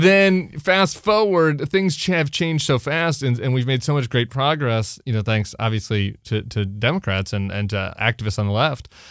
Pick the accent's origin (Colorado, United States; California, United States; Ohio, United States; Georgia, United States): Colorado, United States; I'm from Colorado